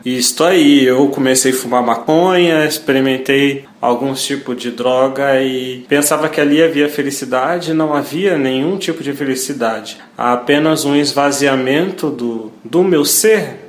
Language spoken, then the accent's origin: Portuguese; Niterói, Rio de Janeiro, Brazil; sou natural de Niterói, Rio de Janeiro